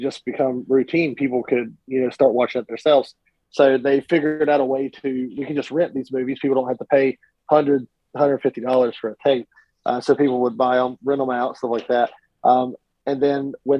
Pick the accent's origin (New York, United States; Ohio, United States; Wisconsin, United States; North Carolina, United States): North Carolina, United States; Cat Square; also born or lived in Hickory, North Carolina; I grew up in a small town called Cat Square, North Carolina.